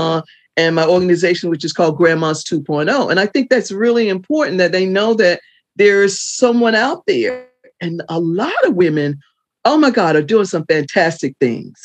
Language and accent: English; the South, United States; in the South at the time when I was born